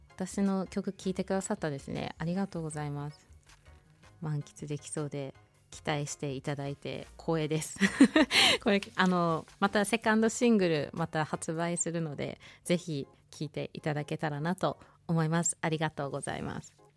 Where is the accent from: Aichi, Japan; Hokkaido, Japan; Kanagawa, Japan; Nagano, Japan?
Hokkaido, Japan; Hokuto; 北斗市私出身なんですよ